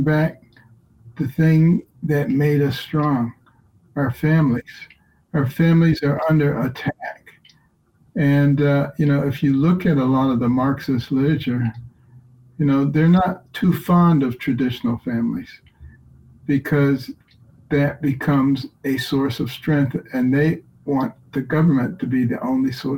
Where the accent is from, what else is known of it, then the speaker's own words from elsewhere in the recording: Detroit, Michigan, United States; When I was a kid growing up in Detroit